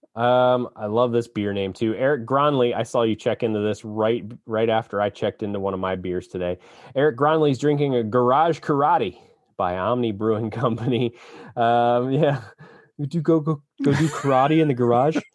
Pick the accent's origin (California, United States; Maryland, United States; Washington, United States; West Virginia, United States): Maryland, United States; Annapolis; I was born in Annapolis